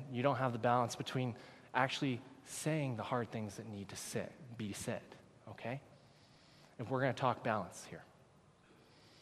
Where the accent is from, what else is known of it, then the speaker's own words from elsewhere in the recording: United States; moved away as an adult; now in Canada; I am from the United States